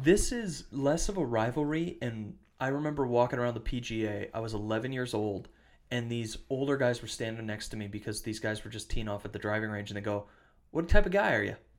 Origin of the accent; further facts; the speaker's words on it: Western Wisconsin, United States; also born or lived in Michigan; now in Minnesota, United States; I grew up in Wisconsin. I live in Minnesota.